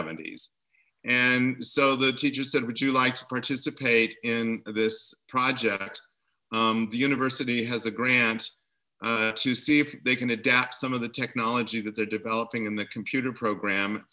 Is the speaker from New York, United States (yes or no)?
no; Montana, United States; moved away as an adult; we grew up in Montana